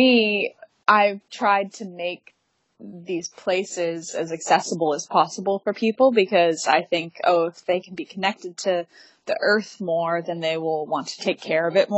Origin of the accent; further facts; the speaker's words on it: Detroit, Michigan, United States; I was born in Detroit